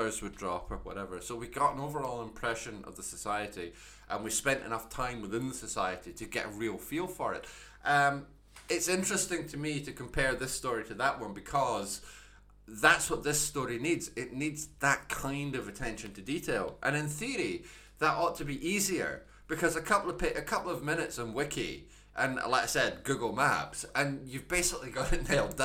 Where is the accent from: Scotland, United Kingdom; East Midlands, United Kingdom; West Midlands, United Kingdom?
Scotland, United Kingdom; I'm Scottish. I'm sitting here recording this in Edinburgh.